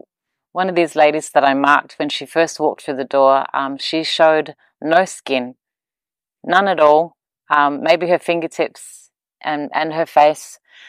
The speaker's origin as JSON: {"language": "English", "country": "Papua New Guinea", "also_born_or_lived": "Australia", "said": "I'm from Papua New Guinea, Australia, and I'm a mum."}